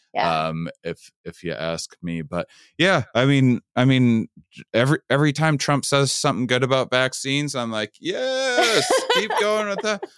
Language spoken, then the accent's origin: English; Wisconsin, United States; I'm from Wisconsin